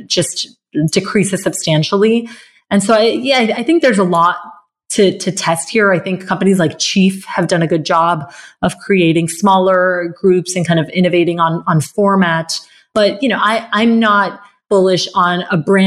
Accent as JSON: {"language": "English", "region": "Bogotá", "country": "Colombia", "tie": "born or raised there", "said": "I grew up in Colombia, in Bogota"}